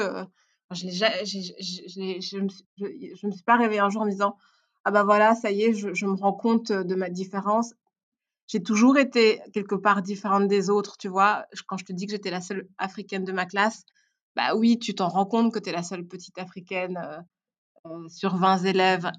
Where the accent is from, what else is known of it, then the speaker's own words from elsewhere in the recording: Belgium; French is a second language; also born or lived in Rwanda / Brussels / Tournai; je suis née au Rwanda. et je, donc, j'ai vécu au Rwanda pendant 4 ans. Je suis arrivée en, Belgique quand j'avais 4 ans, 4 ans et demi, quelque chose comme ça. et puis, j'ai grandi entre Bruxelles et euh, Tournai.